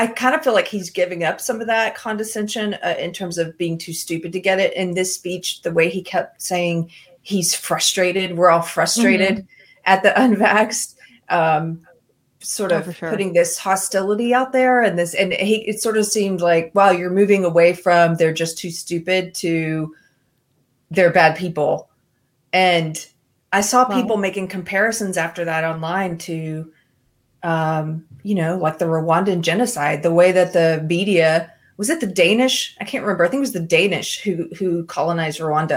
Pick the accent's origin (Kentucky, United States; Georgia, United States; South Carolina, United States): South Carolina, United States; now in Texas, United States; I'm from South Carolina originally. I live in Texas now.